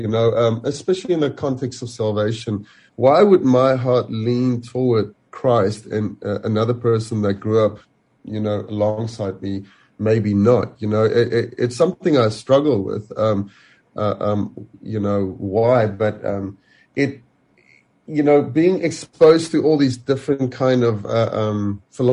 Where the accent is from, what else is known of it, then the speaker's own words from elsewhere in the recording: South Africa; moved away as an adult; also born or lived in England; now in Caledon, South Africa; I grew up in Nepal